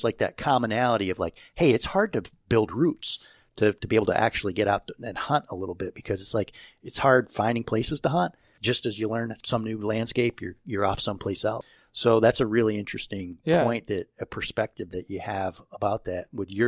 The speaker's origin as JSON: {"language": "English", "town": "Chestertown", "region": "New York", "country": "United States", "tie": "born or raised there", "said": "I grew up in Chestertown, up in the Lake George region."}